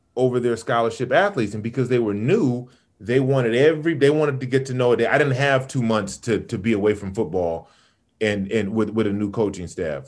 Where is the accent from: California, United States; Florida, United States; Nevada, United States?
California, United States; Sacramento; also born or lived in Chicago / Birmingham, Alabama / Los Angeles / Inglewood; I grew up in Sacramento